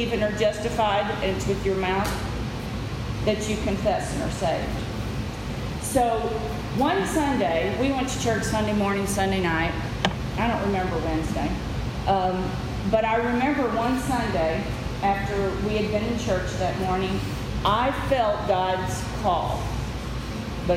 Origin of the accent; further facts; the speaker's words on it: West Tennessee, United States; also born or lived in the North (US); In 1969, we moved to Tennessee, to West Tennessee